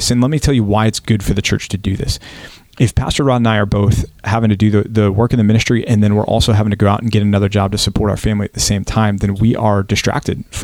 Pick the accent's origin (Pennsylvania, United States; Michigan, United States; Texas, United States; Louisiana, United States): Texas, United States; I'm from Texas. I'm, I'm not from France.